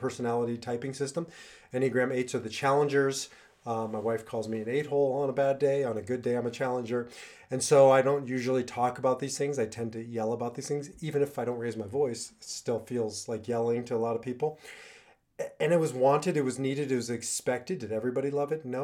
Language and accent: English; Nebraska, United States; moved away as an adult; also born or lived in Israel; I grew up in Nebraska